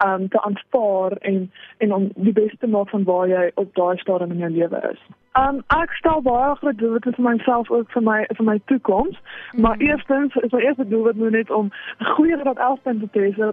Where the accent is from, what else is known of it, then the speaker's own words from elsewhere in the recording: Johannesburg, Gauteng, South Africa; now in Bethlehem, South Africa; ek kom oorspronklik van Johannesburg af